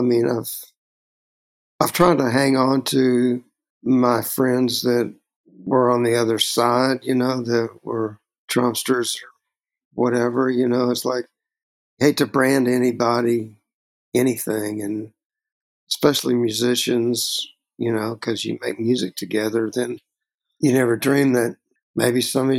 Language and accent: English; Texas, United States; Growing up in Texas